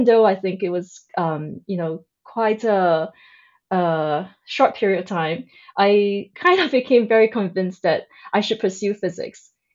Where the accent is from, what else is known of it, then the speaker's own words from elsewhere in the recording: Singapore; I was born in Singapore. It is also where I grew up.